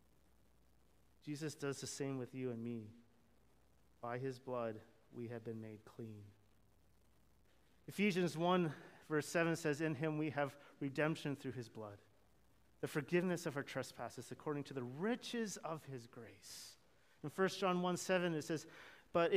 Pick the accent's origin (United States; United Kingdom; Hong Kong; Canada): Canada; I'm Canadian. I grew up in Canada